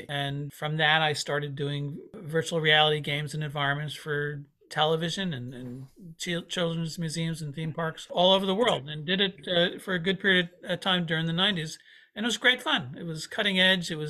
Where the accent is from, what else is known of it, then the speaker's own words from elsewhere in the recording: Paramus, New Jersey, United States; now in Peekskill, United States; I grew up in Paramus, but I live upstate New York, about an hour north of New York City, in Peekskill, New York.